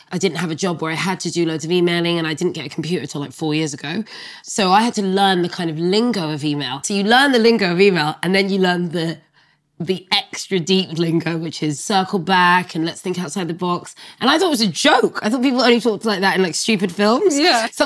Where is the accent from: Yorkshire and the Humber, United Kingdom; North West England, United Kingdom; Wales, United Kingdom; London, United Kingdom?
London, United Kingdom; also born or lived in France; French Sagittarian. And I'm from Brixton.